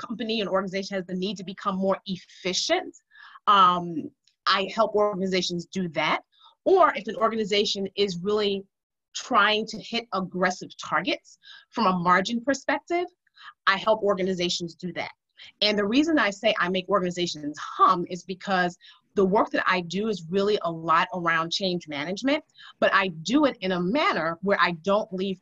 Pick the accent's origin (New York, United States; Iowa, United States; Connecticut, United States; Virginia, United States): New York, United States; New York City; I grew up in Harlem, and I'm going to just be clear, the old Harlem, not the new Harlem